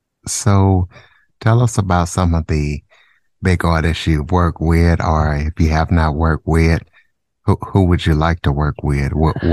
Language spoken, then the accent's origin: English; Louisiana, United States; And yes, I am from Louisiana.